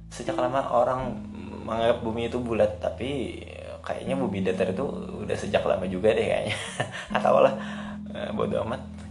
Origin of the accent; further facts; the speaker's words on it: South Kalimantan, Indonesia; accent: Banjar; kan orang Banjar orang Banjar pakai bahasa Indonesia itu kayaknya kayaknya uh, masih hal tabu deh kalau di daerah gue padahal biasa aja kan